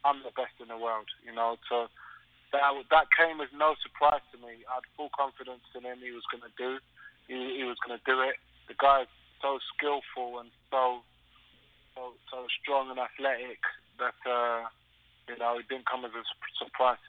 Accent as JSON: {"language": "English", "region": "London", "country": "United Kingdom", "said": "I'm from South London."}